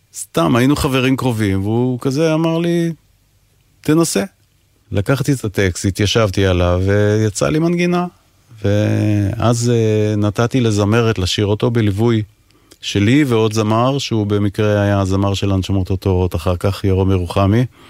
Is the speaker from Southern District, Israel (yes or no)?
yes; Ashdod, Southern District, Israel; moved away as an adult; also born or lived in England; אני גדלתי באשדוד, מגיל 10 עד 18 אה, בערך